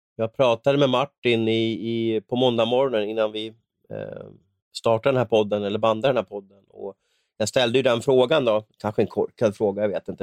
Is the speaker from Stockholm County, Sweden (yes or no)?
yes; Stockholm, Stockholm County, Sweden; min uppväxt på Västerort i, i Stockholm